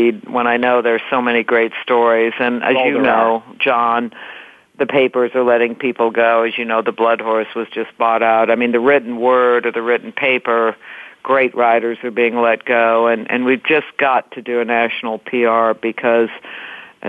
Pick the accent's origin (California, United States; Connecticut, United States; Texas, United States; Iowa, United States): Iowa, United States; Everywhere I go, when I say I'm from Iowa, they go, "You mean Ohio?"